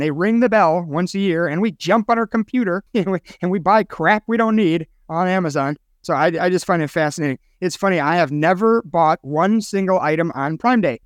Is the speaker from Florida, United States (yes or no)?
no; Chicago, Illinois, United States; moved away; my hometown of Chicago